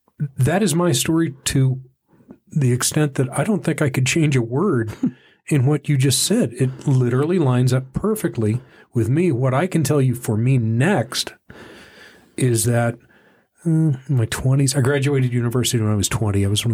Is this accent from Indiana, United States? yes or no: no; Dallas, Texas, United States; where I grew up in Dallas, the the drinking age was 18